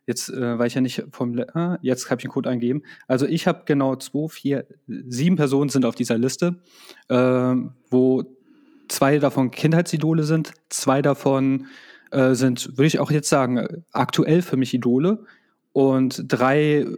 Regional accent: Croatia; Also für mich ist es halt einfach, ähm, als Kroate, das klingt jetzt ein bisschen doof, wenn ich das sage, hat, da bist du schon doch mehr Patriot als hierzulande.

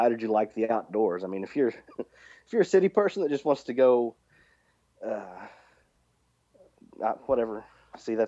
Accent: Lexington, Kentucky, United States; now in West Virginia, United States; I was born in Lexington, Kentucky, and my whole family's in Kentucky

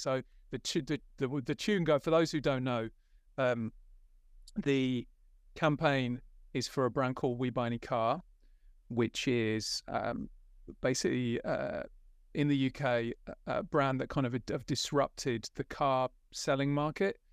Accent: West Midlands, United Kingdom; I grew up in the West Midlands, in a little village

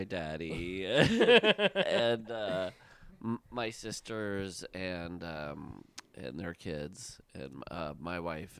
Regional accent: Le Mars, Iowa, United States; moved away; we're from the 4th district of Iowa. Yeah. And so even though we didn't – I'm from Lamar's and Mike is from Fort Dodge, we were close enough to be in the same district.

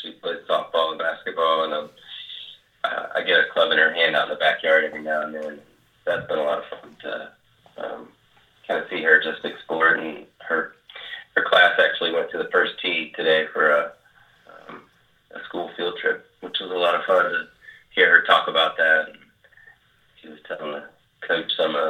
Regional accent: South Carolina, United States; moved away; I'm originally from South Carolina

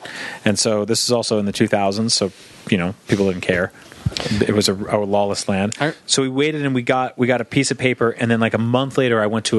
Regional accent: East Coast, United States; So I grew up on the East Coast, so that was definitely a seasonal concept for us.

